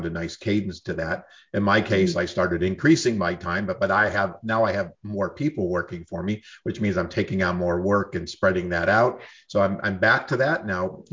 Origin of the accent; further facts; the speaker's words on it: New York, United States; moved away; also born or lived in Southern California; I'm from New York